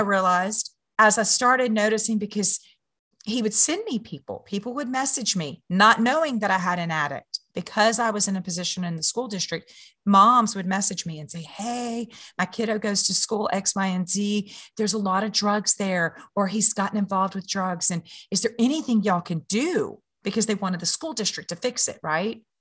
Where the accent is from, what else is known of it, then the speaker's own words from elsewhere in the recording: Louisiana, United States; I'm from Louisiana